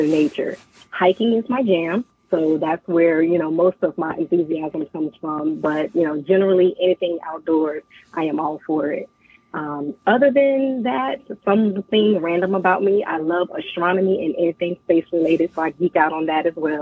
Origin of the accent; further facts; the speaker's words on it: Henderson, North Carolina, United States; I'm originally from Henderson, North Carolina